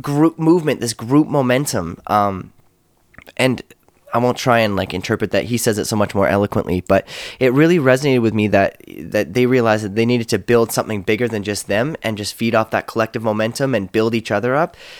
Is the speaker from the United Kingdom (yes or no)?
no; Canada